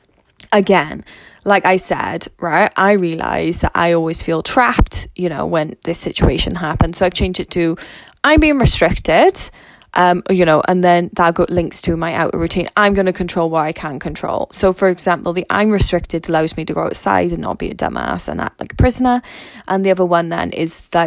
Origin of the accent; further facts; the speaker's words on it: Wales, United Kingdom; I'm Welsh